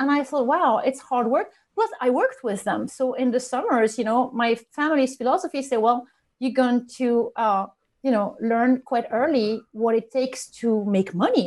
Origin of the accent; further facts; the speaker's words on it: northern France, France; English is a second language; moved away as an adult; I knew I didn't want to stay in my hometown. It was a small town, northern France.